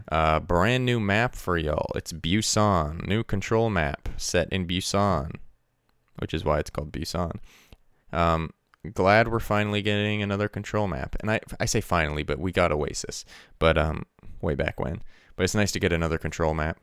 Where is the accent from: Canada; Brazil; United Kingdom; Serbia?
Canada; as a Canadian